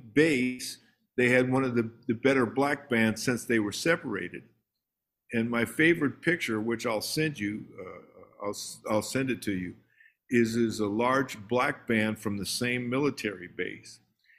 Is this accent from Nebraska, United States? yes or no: yes; Omaha, Nebraska, United States; also born or lived in Minneapolis; even as a kid growing up in Omaha or in Minneapolis, the different places I lived, you know, all the kids in the neighborhood, the parents had them taking tap lessons.